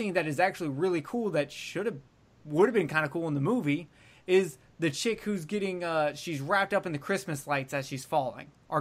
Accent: Alabama, United States; I'm from Alabama.

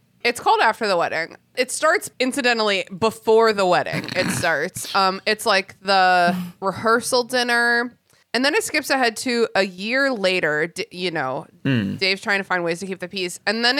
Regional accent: United States

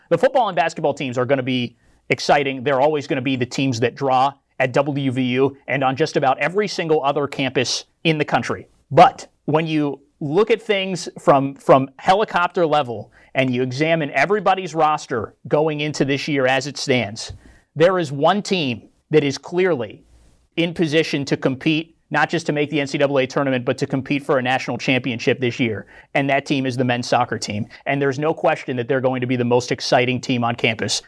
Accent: Western Pennsylvania, United States; I grew up in Western P A.

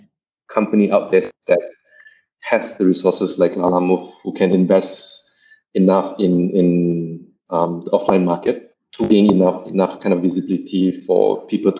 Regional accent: Malaysia; also born or lived in Kuala Lumpur; as a Malaysian who have lived in KL for like 5-6 years, who basically lived most of my life in Malaysia

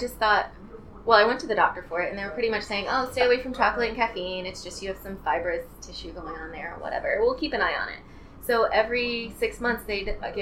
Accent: New Smyrna Beach, Florida, United States; I grew up in New Smyrna Beach, local forever

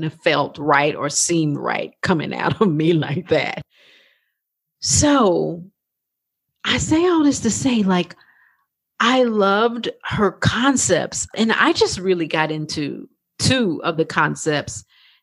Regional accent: Texas, United States; accent: twang; also born or lived in New York; I'm from Texas. I know you can hear that little twang in my voice

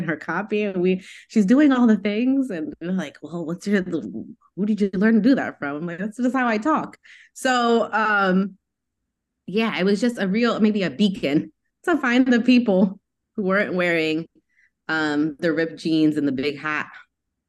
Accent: New York, United States; I'm from New York

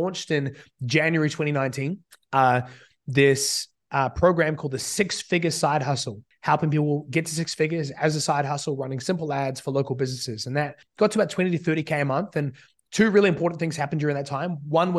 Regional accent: New Zealand; accent: hybrid; I've spent basically all my life living in New Zealand, but since I was 15, listening to about 2 hours a day of American speak. And so at this point, I'm a bit of a mutt accent

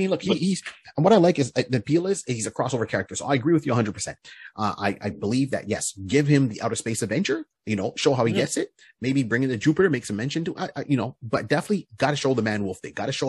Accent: Canada; I am Canadian. Maple syrup and poutine.

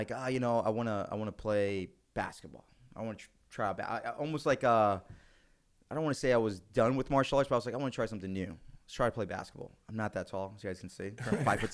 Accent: Congers, New York, United States; moved away as an adult; also born or lived in Bronx, New York; Born and raised in New York, originally from the Bronx

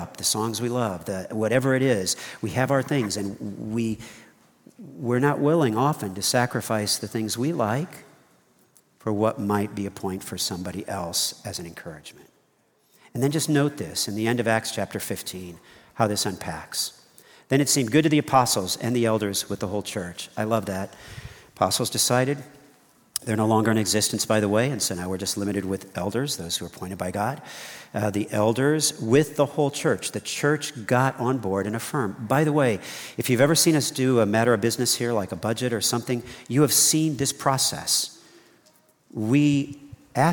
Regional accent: United States; I'm an American

